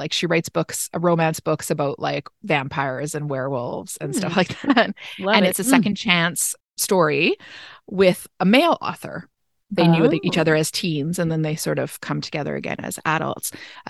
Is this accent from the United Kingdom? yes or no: no; Canada; And I'm Canadian.